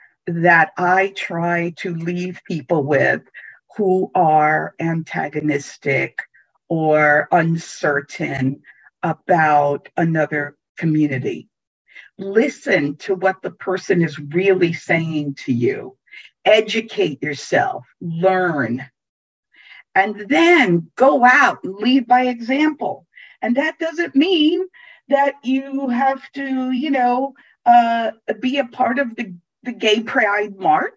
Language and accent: English; New York City, New York, United States; also born or lived in Italy; I was born in Italy. Mm-hmm. And grew up in New York City